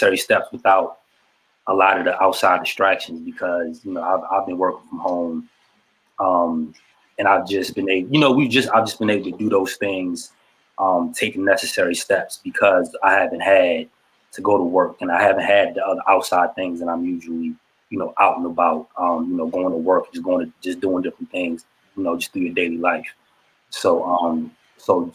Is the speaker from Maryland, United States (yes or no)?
yes; Shady Side, Maryland, United States; I'm originally from Shadyside, Maryland. Small